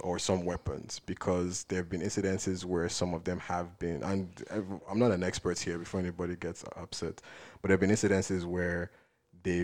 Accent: Nigeria; We're Nigerian first before anything else

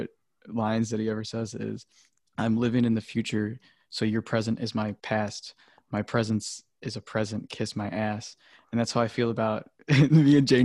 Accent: Chicagoland area, Illinois, United States; We're all from the Chicagoland area

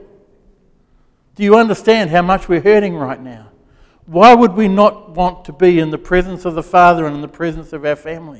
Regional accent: Gisborne, New Zealand; moved away as an adult; also born or lived in Wellington; it was a small town that I grew up in, growing up in Gisborne

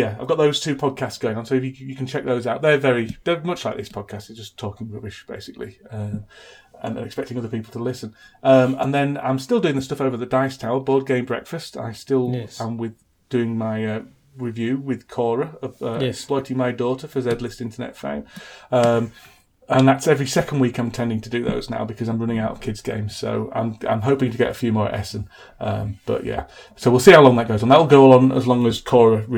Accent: Huddersfield, Yorkshire and the Humber, United Kingdom; his hometown of Huddersfield, which is my hometown

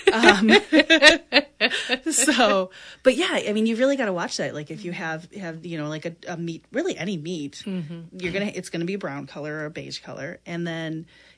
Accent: Midwest, United States; I'm a Midwesterner

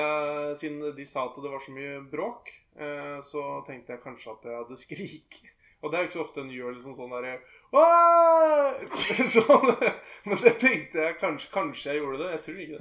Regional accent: Norway; jeg er fra Fon

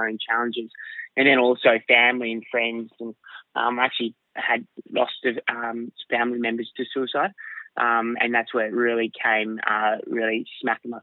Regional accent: Perth, Western Australia, Australia; now in Sydney, Australia; I was born in Perth, Western Australia. I'm a sand groper from the Wild Wild West.

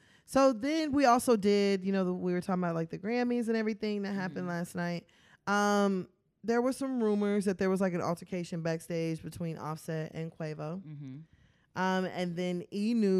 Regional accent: Dallas, Texas, United States; We're not from Houston. We're from Dallas. So we just see, at least, I'm from Dallas, she from Memphis.

